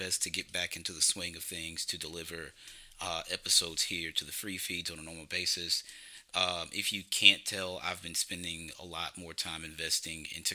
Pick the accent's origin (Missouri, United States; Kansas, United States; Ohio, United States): Missouri, United States; St. Louis; I'm from St. Louis, Missouri